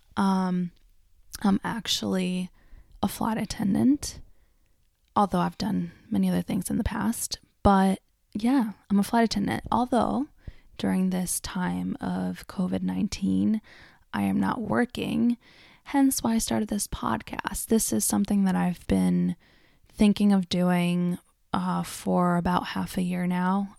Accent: Argentina; moved away; I grew up in Argentina

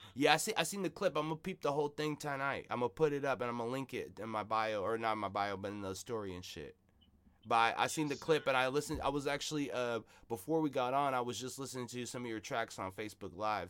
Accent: Seattle, Washington, United States; I'm from South Seattle

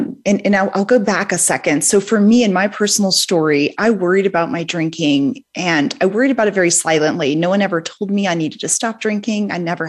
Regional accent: New Orleans, Louisiana, United States; I'm from New Orleans. I grew up in a drinking household

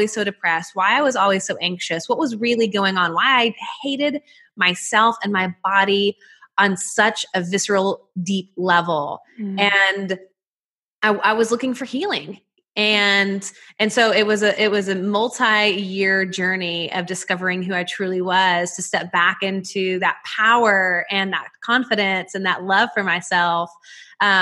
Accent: Nashville, Tennessee, United States; you can probably hear it in my accent, but I'm from Nashville, Tennessee

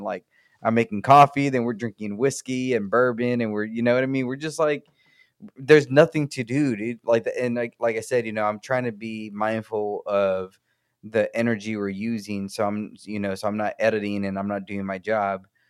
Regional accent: United States; for us as the American people, we pay into, into ERCOT

